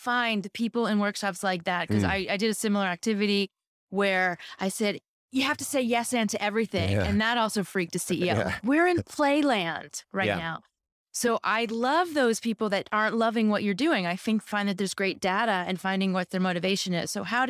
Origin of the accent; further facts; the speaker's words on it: California, United States; moved away as an adult; You know, coming from the U.S., literally growing up in Silicon Valley in 2000 at Salesforce, and then coming down here and working with a big corporate.